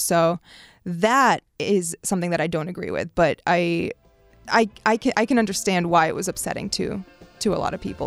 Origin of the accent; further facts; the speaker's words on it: Washington, District of Columbia, United States; also born or lived in Beirut, Lebanon; moving to America the year nine eleven happens and growing up in D C